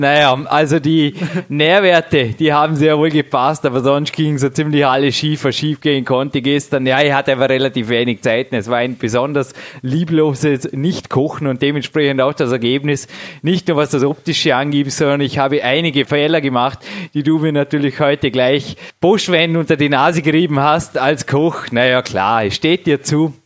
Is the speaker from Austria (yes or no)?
yes; Austria; als Österreicher